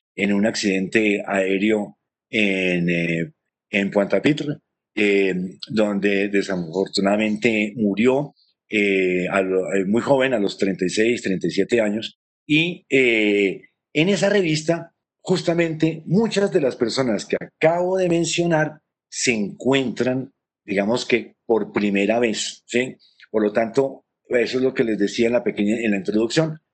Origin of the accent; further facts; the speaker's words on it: Colombia; identificarnos como, como colombianos